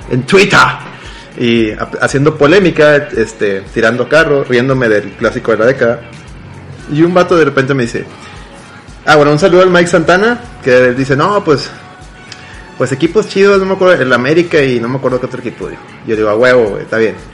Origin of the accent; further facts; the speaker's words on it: Mexico; Somos más mexicanos que la selección mexicana.